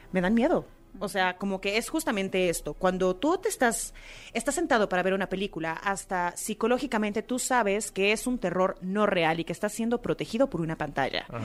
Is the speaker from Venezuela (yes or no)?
no; Mexico; el mexicano